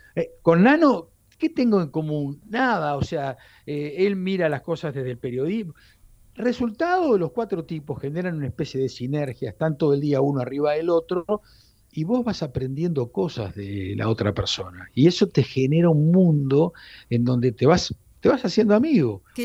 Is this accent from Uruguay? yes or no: yes; Uruguay; moved away